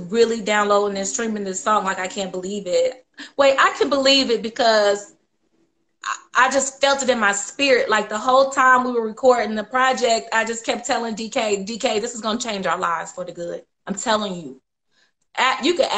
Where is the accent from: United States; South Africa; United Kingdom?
United States; Indiana; I grew up in Indiana my whole life